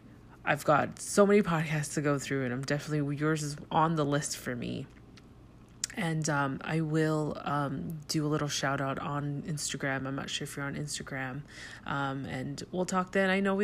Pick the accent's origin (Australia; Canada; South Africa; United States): Canada; Toronto, Ontario; I'm from Toronto, Canada